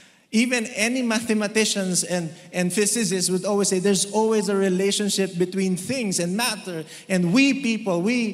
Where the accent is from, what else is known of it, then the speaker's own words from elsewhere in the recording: Philippines; You have a relationship with, as a Filipino, we are all in relationships.